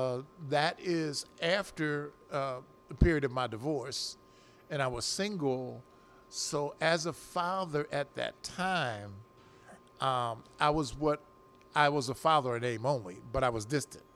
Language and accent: English; Philadelphia, Pennsylvania, United States; I was from South Philadelphia